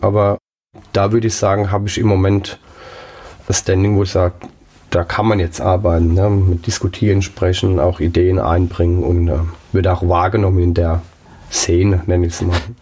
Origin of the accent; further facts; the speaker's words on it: Pirmasens, Rhineland-Palatinate, Germany; also born or lived in Saarland; In Pirmasens im Umkreis, hauptsächlich aber in Pirmasens